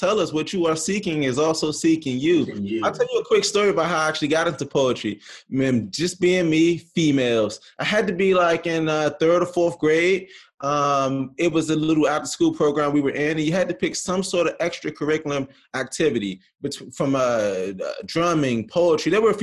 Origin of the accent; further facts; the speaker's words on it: Washington, District of Columbia, United States; now in Morgantown, United States; I was born and raised in Washington, D.C., currently reside in Morgantown